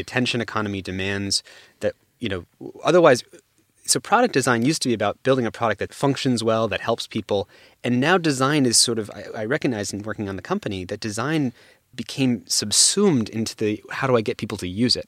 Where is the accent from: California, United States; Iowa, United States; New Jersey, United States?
California, United States; San Francisco; I grew up actually in the Bay Area and San Francisco